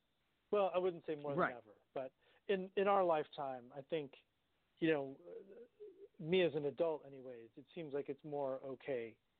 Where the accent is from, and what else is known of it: United States